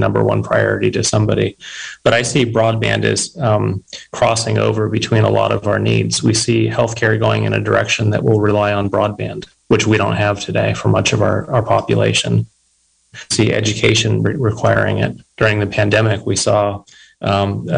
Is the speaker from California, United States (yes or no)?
yes; Mendocino County, California, United States; also born or lived in Bay Area; I grew up in Mendocino County